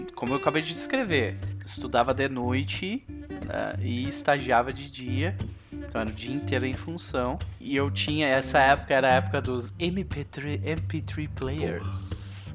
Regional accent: Rio Grande do Sul, Brazil; na minha criação, eu tive músicas que eram músicas de imigrantes alemães, em primeiro, depois, em segundo, música tradicionalista gaúcha

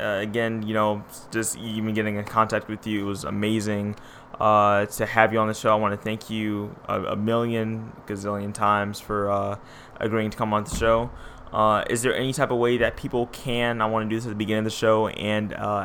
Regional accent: Detroit, Michigan, United States; I am born and raised in Detroit, Michigan

